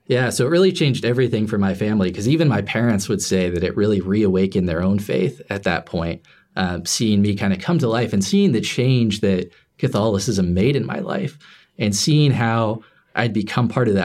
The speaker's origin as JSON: {"language": "English", "town": "Lapel", "region": "Indiana", "country": "United States", "tie": "born or raised there", "said": "Yeah, this is at Our Lady, because I was living in LaPel, Indiana, farm town. It's a speck on the map."}